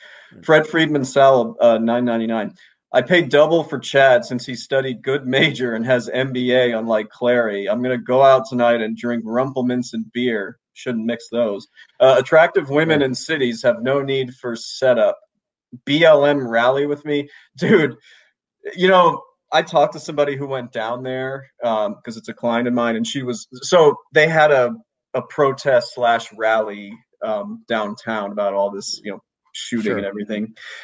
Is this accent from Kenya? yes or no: yes; Kenya; also born or lived in Honduras; I spent elementary school in Honduras and high school in Kenya.